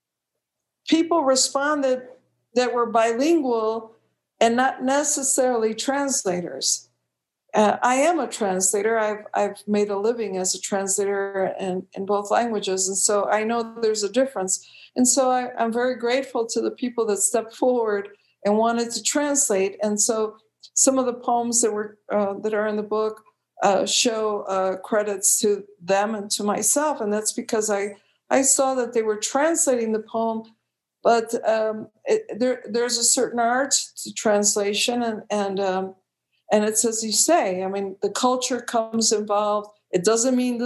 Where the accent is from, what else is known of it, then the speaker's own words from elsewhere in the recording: Chicago, Illinois, United States; moved away as an adult; also born or lived in California; I was born in Chicago in the United States